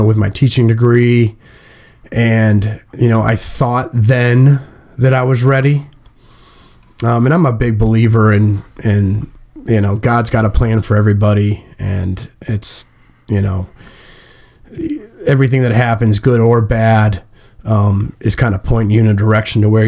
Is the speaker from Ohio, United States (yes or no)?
yes; Massillon, Ohio, United States; I'm from Massillon, Ohio. I'm a Massillon Tiger